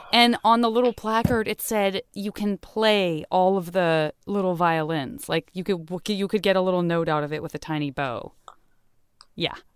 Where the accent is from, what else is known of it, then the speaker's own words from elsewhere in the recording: Tucson, Arizona, United States; being a kid in Tucson, also not exposed to any kind of skiing whatsoever or ice skating